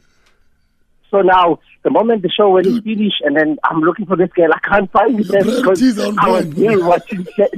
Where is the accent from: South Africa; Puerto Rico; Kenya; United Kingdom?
South Africa; Mount Fletcher, Eastern Cape; So they came to perform in Mount Fletcher, where I grew up in Kakazana in 59 High School.